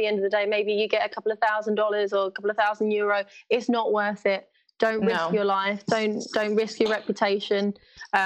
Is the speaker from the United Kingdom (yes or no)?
yes; London, United Kingdom; I'm from East London.